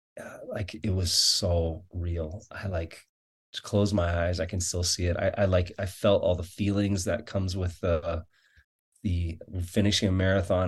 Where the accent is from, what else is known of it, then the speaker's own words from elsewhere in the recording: Florida, United States; now in Farmington, Utah, United States; I'm from Florida